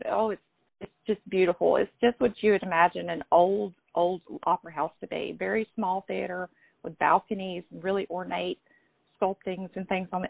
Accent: Meridian, Mississippi, United States; I live in central Mississippi. I was born and raised in Mississippi

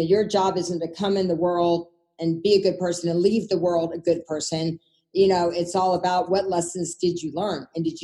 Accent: the South, United States; I grew up in the South, you know, as a little Jewish girl in the South.

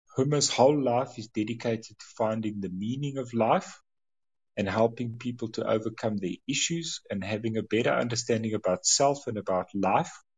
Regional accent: South Africa; as a South African, my background is you don't talk about money

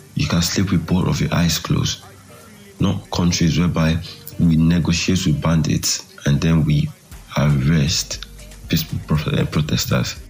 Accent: Nigeria; living as a Nigerian inside Nigeria

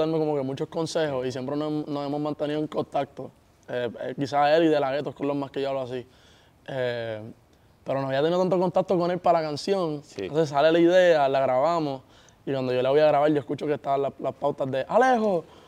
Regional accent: Puerto Rico; yo soy de Puerto Rico y estoy, todo al otro lado del mundo

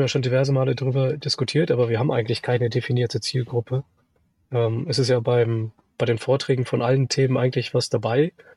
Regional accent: Sauerland, North Rhine-Westphalia, Germany; now in Munich, Germany; komme nicht aus Österreich, aus dem schönen Sauerland. Mich hat es auch irgendwann nach München verschlagen, mittlerweile schon 15 Jahre hier in München

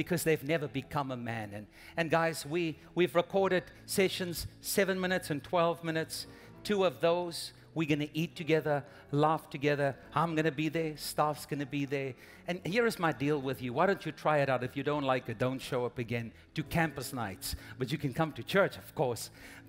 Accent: South Africa; moved away as an adult; now in United States; we're originally from South Africa, and we planted a church back home

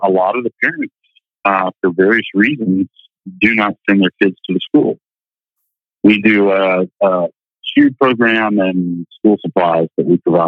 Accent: Georgia, United States; moved away; the Georgia upbringing

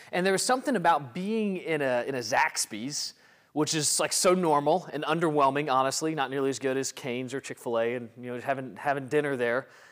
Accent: Mississippi, United States; a Mississippi boy growing up in the Deep South

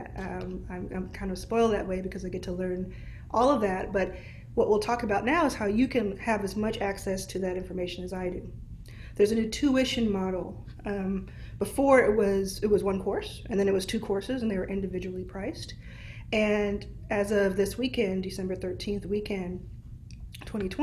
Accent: Dallas, Texas, United States; I see Dallas already. This is my hometown

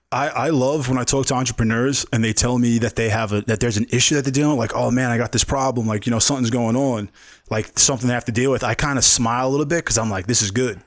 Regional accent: New York City, New York, United States; now in Las Vegas, United States; I'm from New York

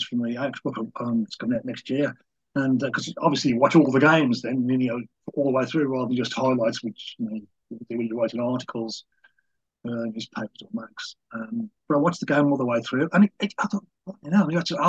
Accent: England, United Kingdom; I'm English and sort of quite old

